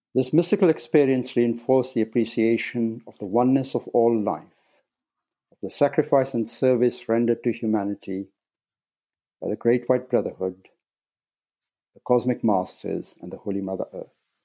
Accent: Nairobi, Kenya; moved away as an adult; I was born in Nairobi, Kenya, and spent the first eighteen years in East Africa

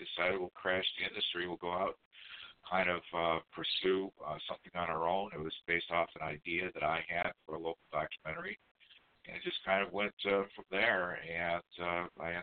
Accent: Livonia, Michigan, United States; also born or lived in Long Beach, California; I grew up in the suburb of Detroit, in the city of Livonia.

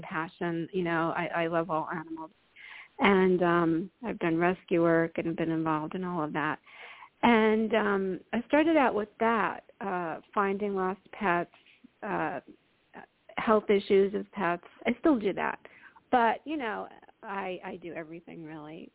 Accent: New York, United States; I grew up in New York

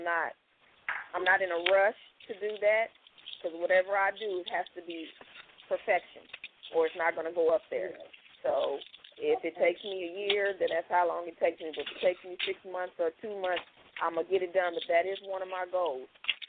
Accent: Indianapolis, Indiana, United States

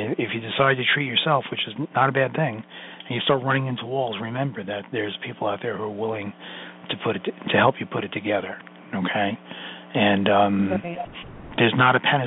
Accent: New York City, New York, United States; I'm Sicilian from Brooklyn

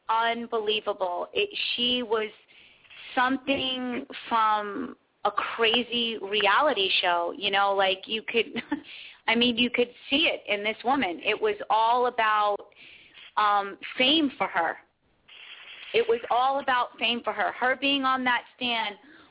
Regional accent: Santa Barbara County, California, United States; I'm from Santa Barbara County. I've lived there for like 20 years

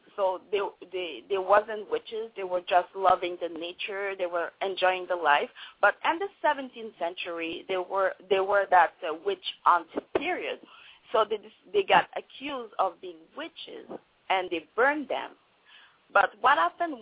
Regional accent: Montreal, Quebec, Canada; first language French; English is a second language; moved away as an adult; now in Vancouver, Canada; I was born in Montreal, Quebec, and then I decided to move to Vancouver

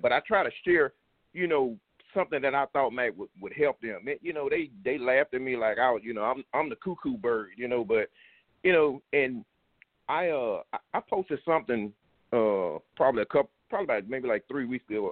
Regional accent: Louisiana, United States; I grew up in Louisiana

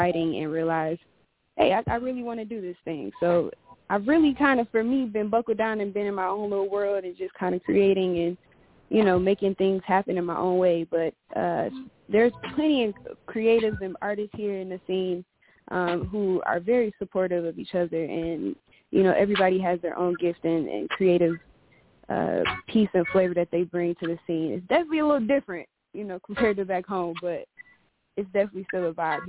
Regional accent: Detroit, Michigan, United States; also born or lived in Cleveland; now in Phoenix, United States; I am originally from Detroit area. I moved to Cleveland and then from Cleveland to Phoenix, where I now reside

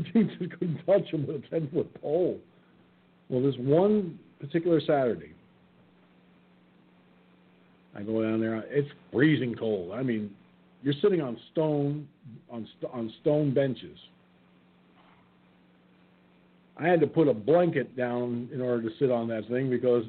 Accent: New York, United States; moved away; when I lived in my hometown, going to the high school to watch the basketball games

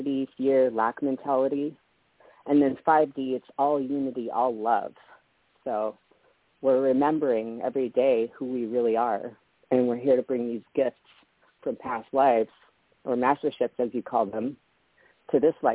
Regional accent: Canada; also born or lived in Las Vegas; now in Hawaii, United States; I was born in Canada

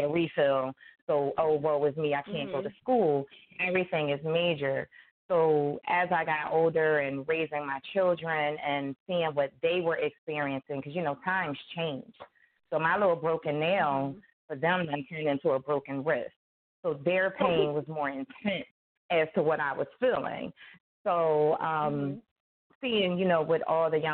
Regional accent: Philadelphia, Pennsylvania, United States; I am from South Philadelphia, born and raised

